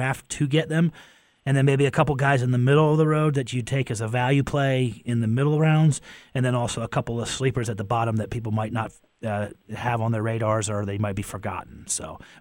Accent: Pennsylvania, United States; moved away; I'm from Pennsylvania

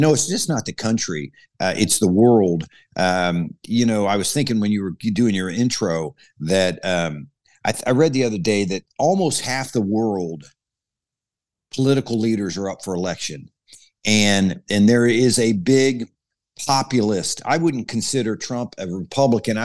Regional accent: Ohio, United States; I was raised in Ohio.

